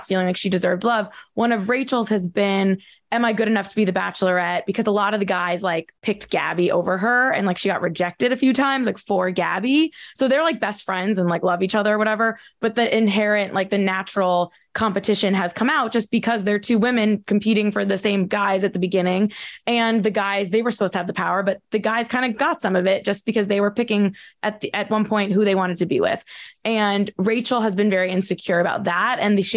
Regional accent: New Jersey, United States; we are from Jersey

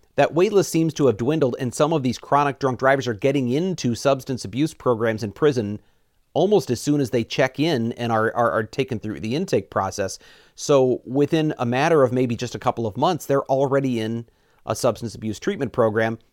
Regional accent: Missouri, United States; moved away as an adult; now in Wisconsin, United States; I'm from Missouri originally. I've now lived in Wisconsin for sixteen years.

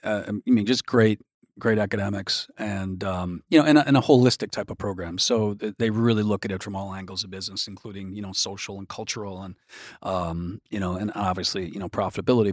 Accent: Milwaukee, Wisconsin, United States; I grew up in Milwaukee

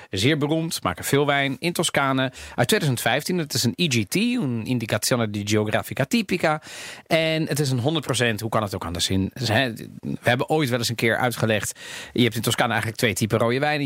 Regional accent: Netherlands; accent: Italian; also born or lived in The Hague; ik ben opgegroeid in Nederland. Ik heb, misschien, ik heb een Italiaans accent, misschien een beetje

